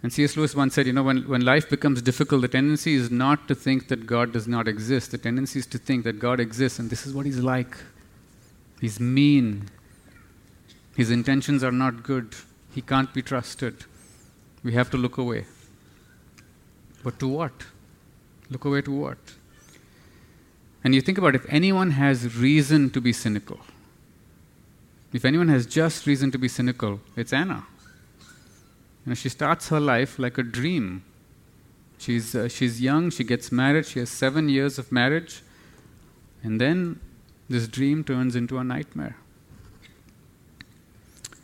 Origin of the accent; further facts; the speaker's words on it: New Delhi, Delhi, India; now in Singapore; I come from New Delhi. I have to be honest, Singapore is like a little village compared to New Delhi. We have 25 million plus people.